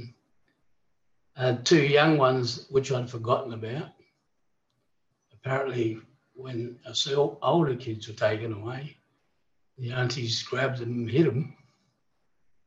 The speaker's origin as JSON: {"language": "English", "town": "Port Lincoln", "region": "South Australia", "country": "Australia", "tie": "born or raised there", "also_born_or_lived": "Darwin / Queensland / Adelaide / Perth", "said": "back in Port Lincoln's my hometown. I've come back and I've stayed here"}